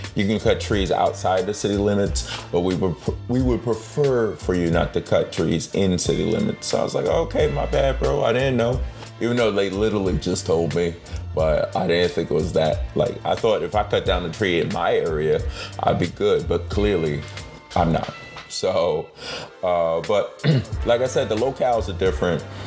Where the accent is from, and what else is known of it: United States